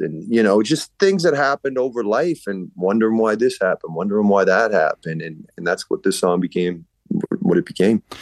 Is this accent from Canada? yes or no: yes; Enfield, Nova Scotia, Canada; also born or lived in Halifax; born and raised in Enfield, which is right by the airport.